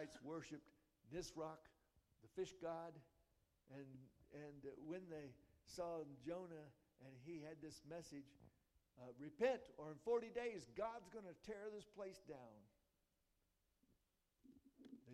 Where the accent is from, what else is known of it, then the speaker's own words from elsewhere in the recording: United States; I was born here, and I've been overseas, and every time I come back home